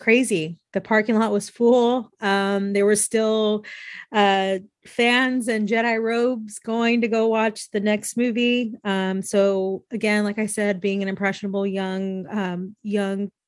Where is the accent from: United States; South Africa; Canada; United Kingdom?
United States; the Bay Area, California; I'm from the Bay Area